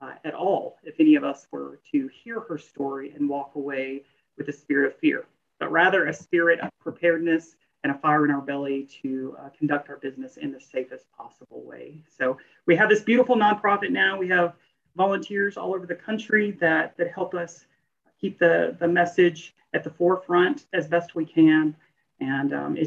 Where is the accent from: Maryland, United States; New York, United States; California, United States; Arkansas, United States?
Arkansas, United States; Little Rock; We are from the Little Rock, Arkansas area